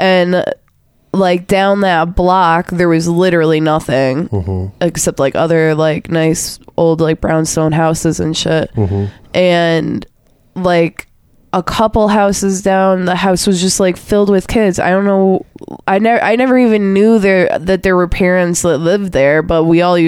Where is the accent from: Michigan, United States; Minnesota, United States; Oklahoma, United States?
Michigan, United States; Detroit; growing up in Detroit